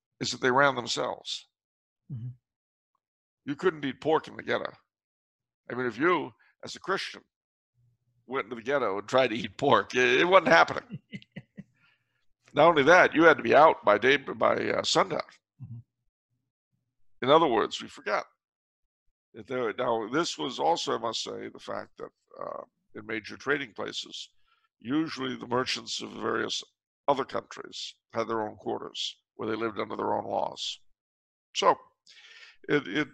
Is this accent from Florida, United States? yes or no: no; California, United States; I'm from California.